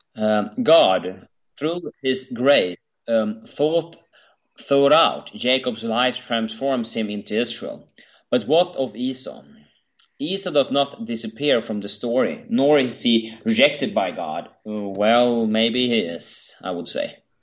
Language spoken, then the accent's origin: English; Sweden